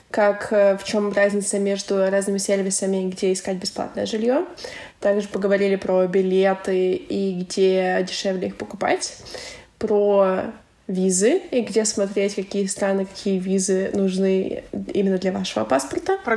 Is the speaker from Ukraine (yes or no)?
yes; Ukraine; мне 25 лет, я из Украины, я диджитал номад, и я была в 32 странах.